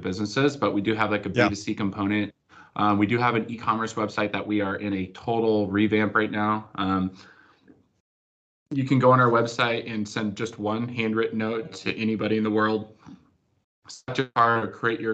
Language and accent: English; California, United States; also born or lived in Arizona; I grew up like in California